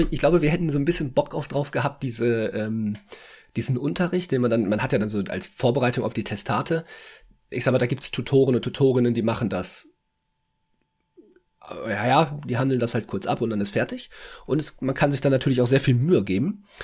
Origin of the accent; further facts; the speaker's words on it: Berlin, Germany; Ich komme ja selber aus Berlin. Da fährt dieser ICE ja nicht.